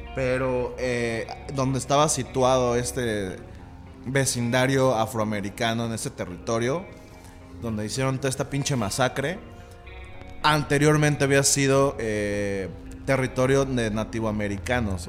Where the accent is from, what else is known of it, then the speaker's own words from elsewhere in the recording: Mexico; nosotros como mexicanos